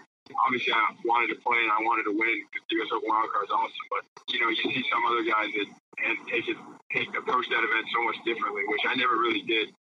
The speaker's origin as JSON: {"language": "English", "town": "Boca Raton", "region": "Florida", "country": "United States", "tie": "born or raised there", "also_born_or_lived": "St. Joseph, Michigan", "said": "I was born in St. Joe, and I grew up in Florida. I was raised in North Florida, and Boca Raton is where I spent most of my time. So I'm more of a Florida boy"}